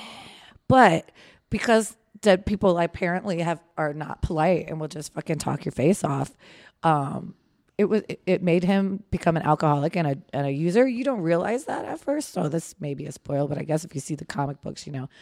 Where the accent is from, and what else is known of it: Manassas, Virginia, United States; born or raised there